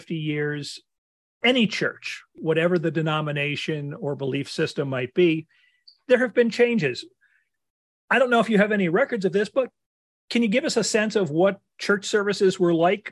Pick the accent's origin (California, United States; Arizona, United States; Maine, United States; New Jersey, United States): New Jersey, United States; Cranford; I was growing up in Cranford